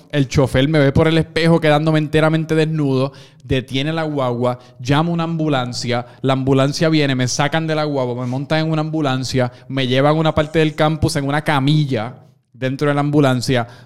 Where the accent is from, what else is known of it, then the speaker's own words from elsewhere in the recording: Puerto Rico; nosotros, obviamente, como buenos puertorriqueños